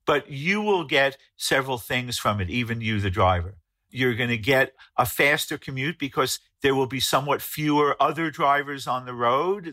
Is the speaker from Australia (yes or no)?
no; New York City, New York, United States; my hometown of New York City